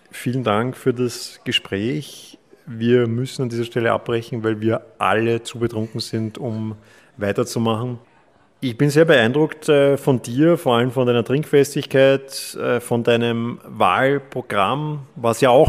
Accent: Klosterneuburg, Lower Austria, Austria; Ich komme auch aus Klosterneuburg. Wir teilen quasi denselben Fast denselben Wohnsitz.

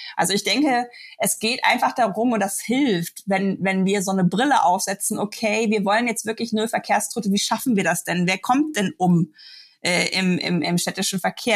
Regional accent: Germany; bei uns in Deutschland

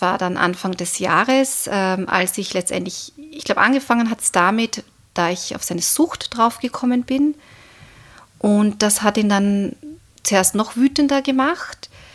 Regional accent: Austria; bei uns in Österreich

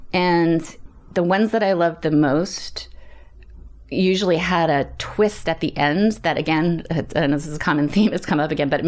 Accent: Canada; I grew up in Canada. We moved around a lot. My dad worked for a chemical company.

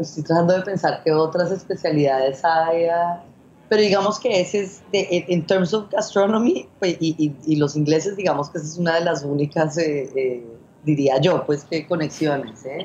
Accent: Colombia; moved away as an adult; also born or lived in Spain; now in Hong Kong; yo crecí en Colombia, pero luego viví en España, luego he vivido aquí

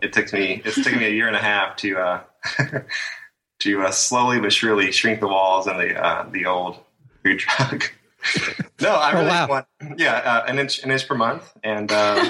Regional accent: Cave City, Kentucky, United States; A small town called Cave City, near Mammoth Cave National Park.

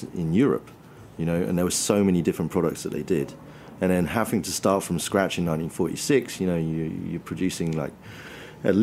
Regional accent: England, United Kingdom; As an English person

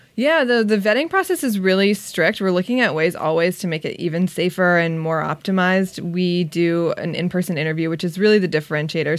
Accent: Long Beach, California, United States; I'm from Long Beach.

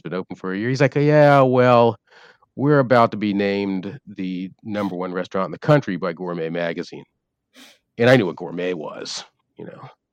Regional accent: Winston-Salem, North Carolina, United States; moved away as an adult; also born or lived in Manhattan, New York; now in Atlanta, United States; I was born in Winston-Salem, North Carolina

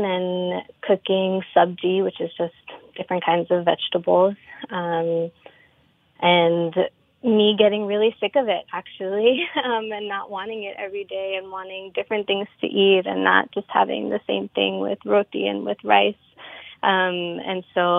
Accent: New York, United States; I was born and raised here in New York

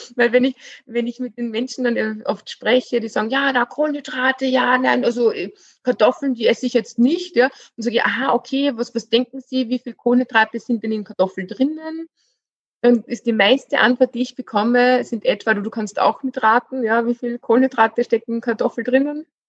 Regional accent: Austria; bei uns in Österreich

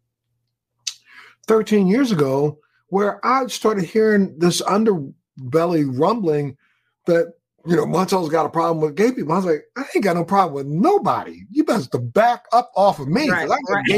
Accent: Baltimore, Maryland, United States; moved away; I'm from Baltimore. I'm a Baltimore boy

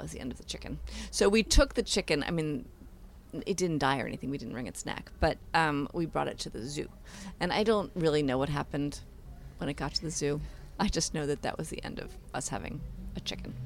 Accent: New York City, New York, United States; I grew up in Manhattan in an apartment

